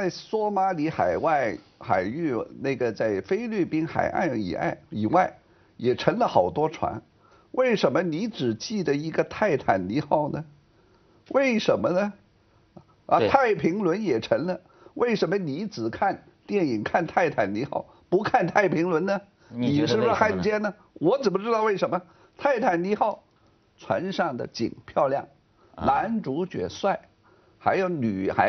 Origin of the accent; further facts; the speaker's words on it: France; Chinese is a second language; 我身为法国人，我当然关注法国漫画家之死。